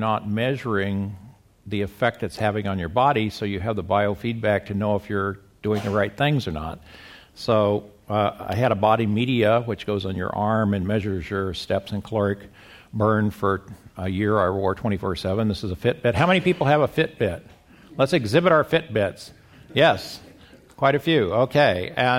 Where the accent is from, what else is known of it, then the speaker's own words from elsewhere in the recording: Midwest, United States; now in La Jolla, United States; Well, I got started in this when I came to La Jolla from the Midwest in 2000